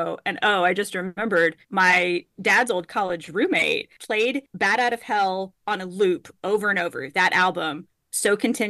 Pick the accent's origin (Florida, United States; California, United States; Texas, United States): Texas, United States; Houston; my threshold for heat growing up in Houston is just really, my threshold for heat must have also been pretty high.